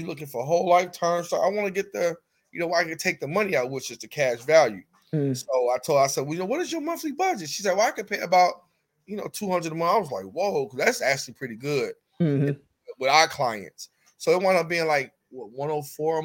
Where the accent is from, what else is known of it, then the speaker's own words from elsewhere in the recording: Chicago, Illinois, United States; I'm from Chicago